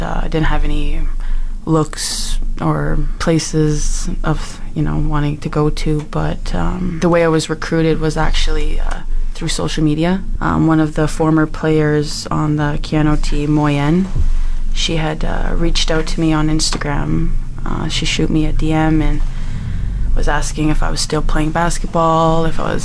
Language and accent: English; Edmonton, Alberta, Canada; also born or lived in Slave Lake; now in Fort McMurray, Canada; I was born in Edmonton. That's where I grew up